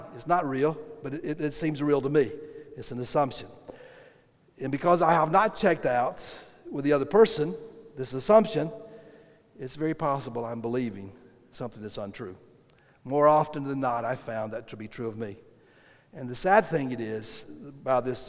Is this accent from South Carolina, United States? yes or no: yes; South Carolina, United States; I grew up in South Carolina, and in South Carolina, there's only one way you cook chicken